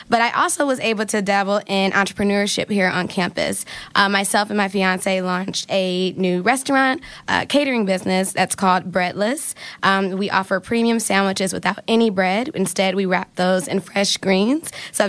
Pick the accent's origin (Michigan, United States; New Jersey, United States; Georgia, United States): Michigan, United States; Detroit; also born or lived in Boston; now in Ann Arbor, United States; I'm originally from Detroit, Michigan